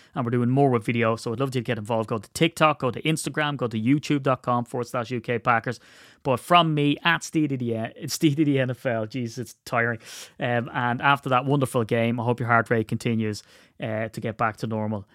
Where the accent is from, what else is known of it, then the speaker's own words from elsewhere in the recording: Ireland; I'm Irish